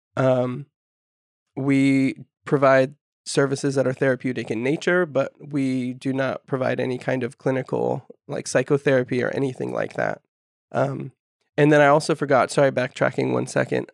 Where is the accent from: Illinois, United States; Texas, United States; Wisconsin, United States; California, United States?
California, United States; Humboldt County; I'm local, so I'm from Humboldt County, grew up here